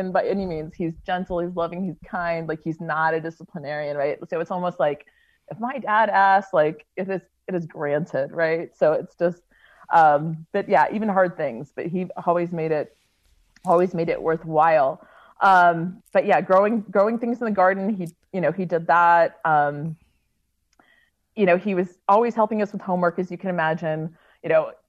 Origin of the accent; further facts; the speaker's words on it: Maryland, United States; now in Utah, United States; growing up in Maryland